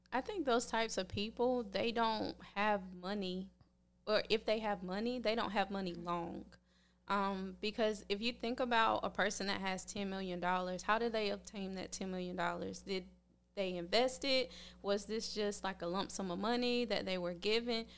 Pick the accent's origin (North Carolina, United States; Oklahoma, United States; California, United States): North Carolina, United States; Red Springs; moved away as an adult; now in Tampa, United States; I'm working on opening my own gym in my hometown in Red Springs, North Carolina